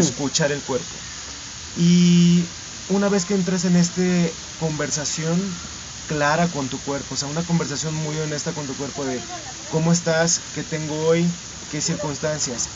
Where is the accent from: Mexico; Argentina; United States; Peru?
Mexico; Y hay algo que siempre me regresa a la comunidad dancística en México